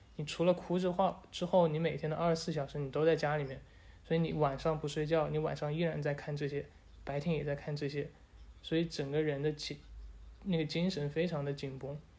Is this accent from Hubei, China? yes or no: yes; Wuhan, Hubei, China; 我是土生土长的武汉人，我从外面回来